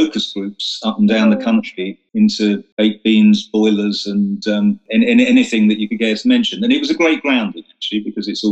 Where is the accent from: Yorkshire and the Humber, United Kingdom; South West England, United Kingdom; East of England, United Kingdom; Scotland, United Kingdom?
East of England, United Kingdom; Romford; moved away as an adult; also born or lived in Oxford; now in London, United Kingdom; I grew up in Essex.